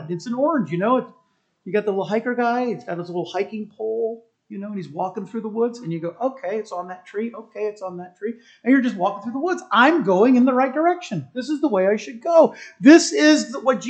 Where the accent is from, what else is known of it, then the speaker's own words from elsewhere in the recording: United States; As an American